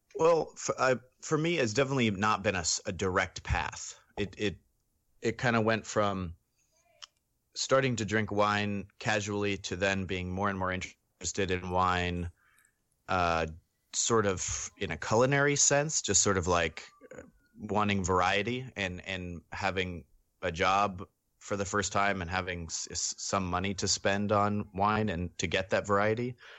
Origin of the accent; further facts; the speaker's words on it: Sonoma County, California, United States; I grew up in Sonoma County